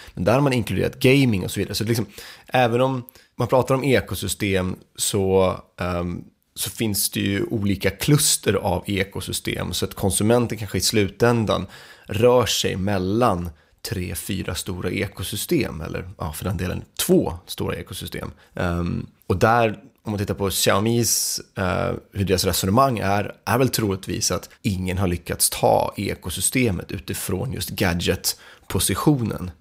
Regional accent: Sweden; vi som svenskar

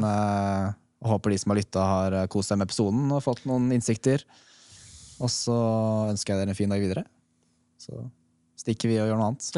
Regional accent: Oslo, Norway; jeg er fra Oslo

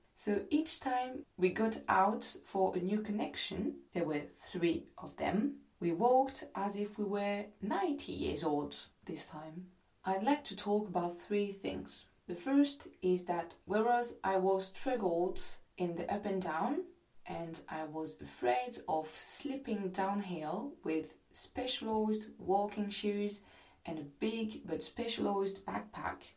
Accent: France; English is a second language; I'm not English, I'm French, and my English is far from being perfect

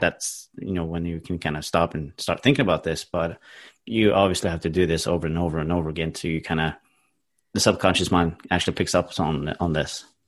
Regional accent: Norway; English is a second language; I'm from Norway, so obviously English is not my first language.

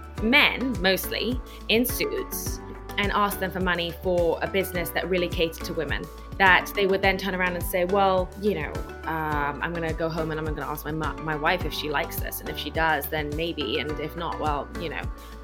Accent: Bahrain; even though I was growing up in Bahrain, I spent every summer and winter in the UK

